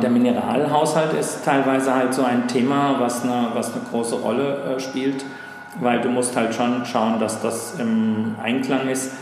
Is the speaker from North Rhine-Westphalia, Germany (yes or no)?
no; Frankfurt, Hesse, Germany; also born or lived in Taunus; Ich bin gebürtiger Frankfurter, okay. bin dann quasi einmal quer durch den Taunus gezogen